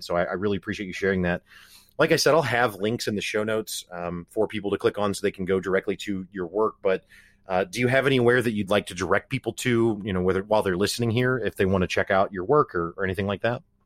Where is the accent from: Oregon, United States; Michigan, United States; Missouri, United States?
Missouri, United States; Springfield; I'm from Springfield, Missouri, so from nowhere town U S A, basically